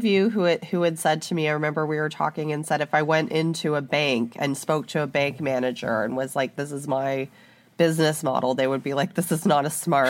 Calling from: Canada; I'm speaking from Canada, I can't speak to other countries

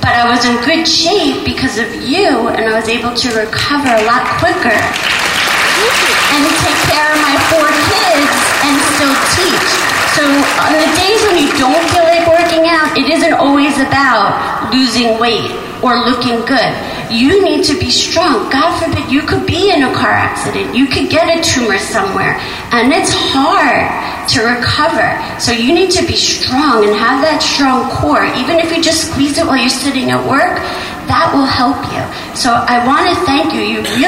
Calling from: New York, United States; from New York.

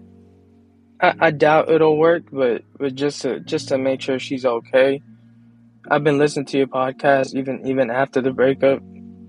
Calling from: Long Beach, California, United States; I'm calling from Long Beach, California

